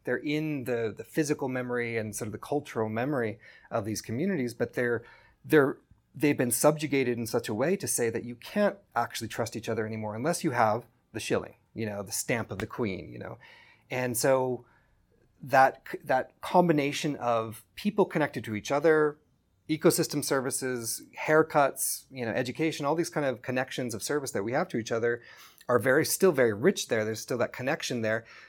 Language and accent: English; California, United States; moved away as an adult; now in Kenya; I grew up in California